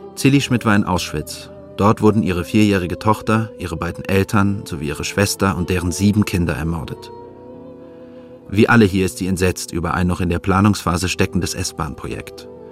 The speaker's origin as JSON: {"language": "German", "town": "Heidelberg", "region": "Baden-Württemberg", "country": "Germany", "tie": "born or raised there", "said": "meine eigene Heimatstadt Heidelberg"}